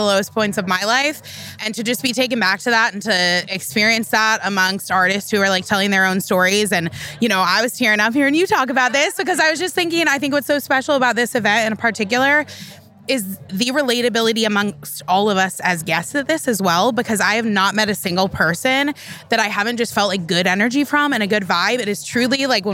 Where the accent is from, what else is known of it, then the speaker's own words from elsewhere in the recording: Denver, Colorado, United States; now in California, United States; I'm originally from Denver, Colorado